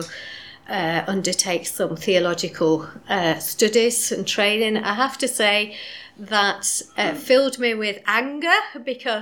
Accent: Yorkshire and the Humber, United Kingdom; now in Scottish Borders, United Kingdom; I live in the Scottish borders, but I guess you can tell from my accent that I'm not really from there. Originally, I was from South Yorkshire

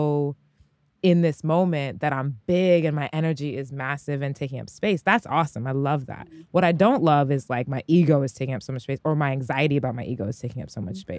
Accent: Bay Area, California, United States; moved away as an adult; I'm originally from the Bay Area, California

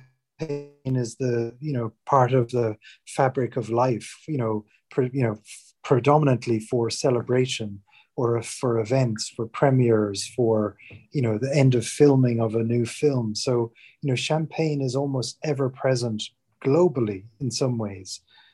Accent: Ireland; moved away as an adult; now in England; I'm from Ireland originally, but have been living in England for over 20 years, basically since I left college.

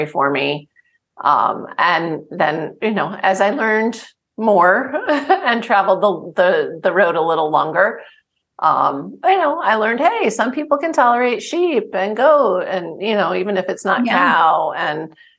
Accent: New Jersey, United States; I grew up in New Jersey

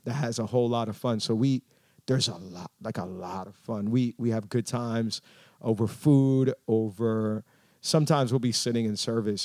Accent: Miami, Florida, United States; first language English; I was born and raised in Miami.

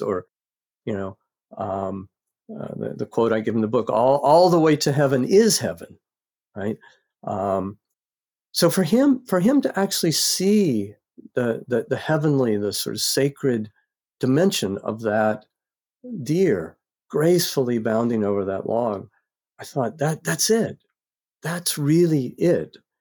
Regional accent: North Carolina, United States; I grew up in North Carolina

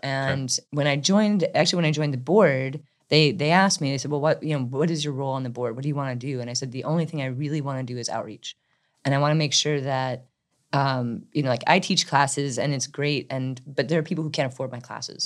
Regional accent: Midwest, United States; also born or lived in Chicago; now in Durham, United States; I'm originally from the Midwest

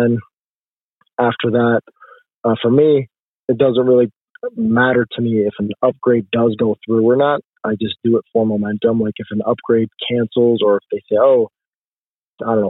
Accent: Jordan; moved away as an adult; also born or lived in Toledo, Ohio, United States; now in United States; I was born in Toledo, Ohio, but I was raised overseas in Jordan, moved back for college

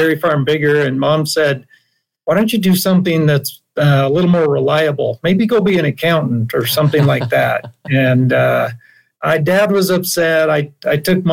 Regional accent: Idaho, United States; now in Salt Lake City, United States; I grew up in Idaho, actually. My father was a dairy farmer

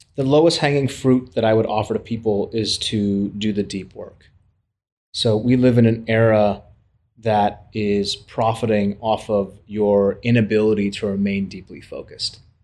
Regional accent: United States; we as Americans

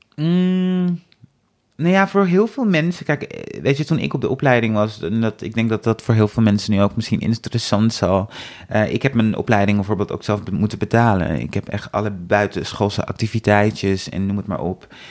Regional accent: Amsterdam, North Holland, Netherlands; ik kom uit Amsterdam.

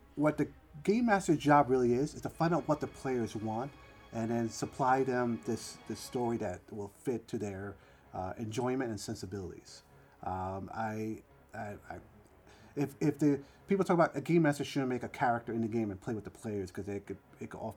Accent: New York City, New York, United States; I grew up in the Bronx

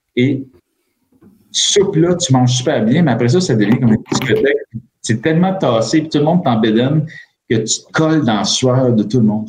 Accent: Quebec, Canada; also born or lived in France; je suis québécois

